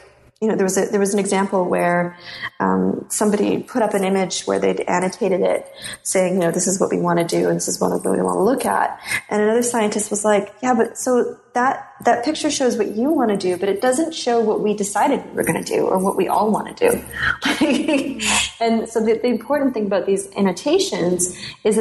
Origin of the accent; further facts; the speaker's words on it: Canada; as a Canadian